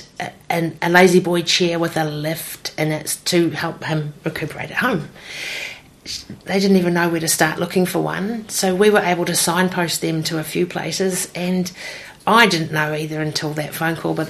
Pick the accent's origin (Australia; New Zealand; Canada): New Zealand; Hawke's Bay; I've born and bred in Hawke's Bay